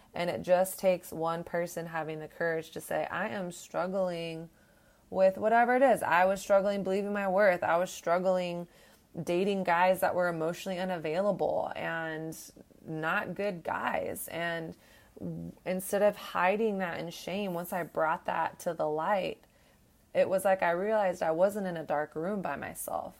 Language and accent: English; Texas, United States; moved away; I came from the South. I grew up in Texas